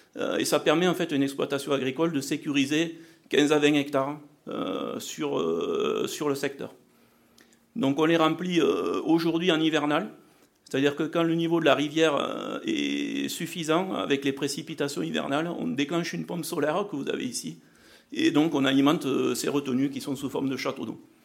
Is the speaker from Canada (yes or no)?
no; south-west France, France; accent: south-western (implied); je m'occupe de la recherche et du développement pour une coopérative agricole dans le sud-ouest